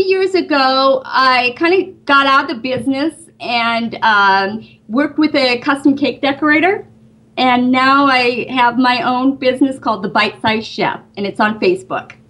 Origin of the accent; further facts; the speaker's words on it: Great Falls, Montana, United States; moved away as an adult; also born or lived in Los Angeles, California; now in Burbank, United States; I grew up in Great Falls, Montana